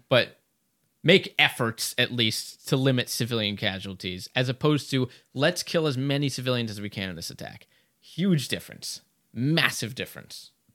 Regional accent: United States; I'm an American first and foremost

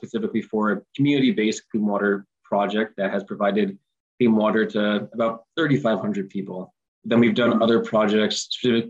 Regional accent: Scotch Plains, New Jersey, United States; growing up in Scotch Plains, you know, I'm fortunate to live in a connected community

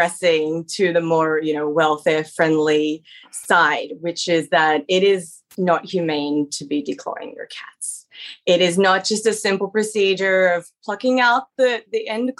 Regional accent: Australia; moved away as an adult; now in United States; I'm originally from Australia, where I also practice as a veterinarian

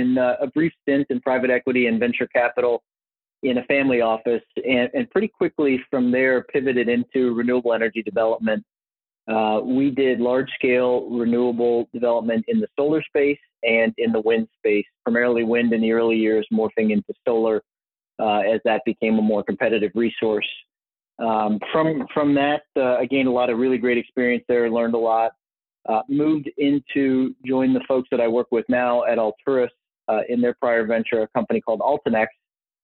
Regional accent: United States; also born or lived in Cincinnati, Ohio / Minneapolis, Minnesota / St. Louis, Missouri; I grew up in Cincinnati, Ohio, and Minneapolis, Minnesota split

